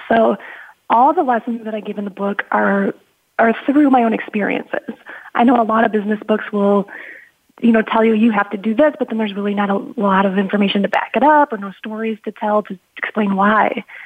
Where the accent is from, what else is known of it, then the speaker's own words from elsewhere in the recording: Midwest, United States; also born or lived in Chicago; I grew up in the Midwest. You know, I had a a very, I guess, typical Midwestern family.